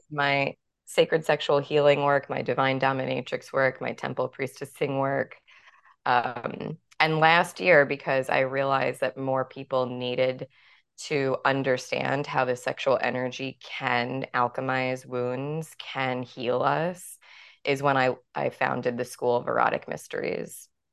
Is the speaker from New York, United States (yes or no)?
yes; New York City, New York, United States; growing up in New York City